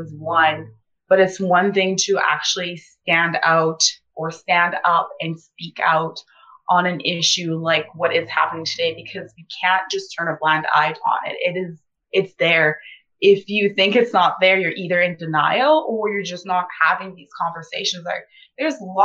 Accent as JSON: {"language": "English", "town": "Ponoka", "region": "Alberta", "country": "Canada", "tie": "born or raised there", "also_born_or_lived": "Sierra Leone", "second_language": "English", "moved": "as an adult", "said": "I grew up in Pinoca, and I know I left and went to university elsewhere, but like, I've always been a Pinoca girl"}